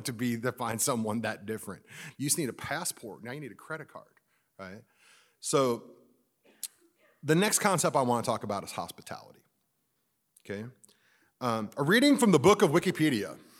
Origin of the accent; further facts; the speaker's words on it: Missouri, United States; I'm just from Missouri